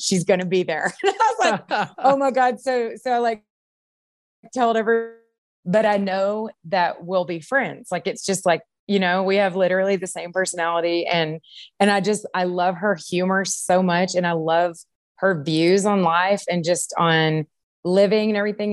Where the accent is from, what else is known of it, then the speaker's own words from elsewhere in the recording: Longview, Texas, United States; I grew up in Longview